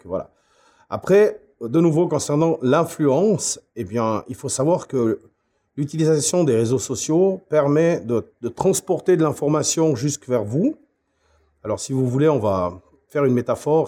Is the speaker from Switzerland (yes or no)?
yes; Switzerland; chez nous, en Suisse, Migros et Coop